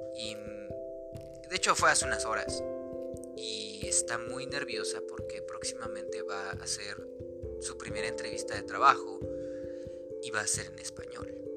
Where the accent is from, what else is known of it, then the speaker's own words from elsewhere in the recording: Mexico; soy mexicano